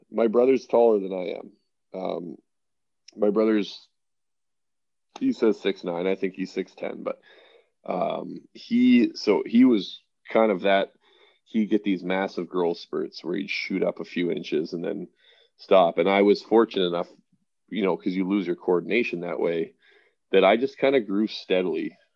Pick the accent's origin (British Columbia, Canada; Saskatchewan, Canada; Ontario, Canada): Saskatchewan, Canada; Regina; born there; also born or lived in Newmarket, Canada; Yes, so I was born in Regina. Uh, only was there for about six months.